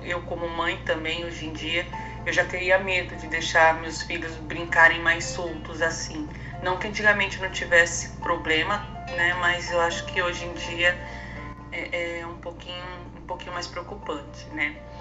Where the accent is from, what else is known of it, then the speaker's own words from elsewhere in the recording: Ferraz de Vasconcelos, São Paulo, Brazil; Eu sou de São Paulo, mas cresci na cidade de Ferraz de Vasconcelos